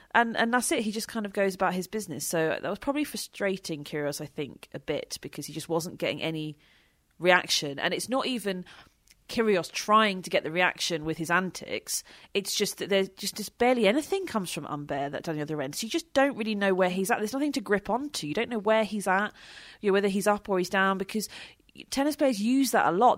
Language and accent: English; United Kingdom; we're British